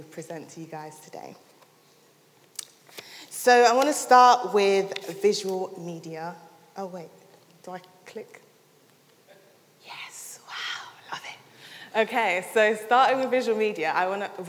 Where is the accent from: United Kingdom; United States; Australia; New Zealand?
United Kingdom; London; moved away as an adult; now in Sheffield, United Kingdom; I'm originally from London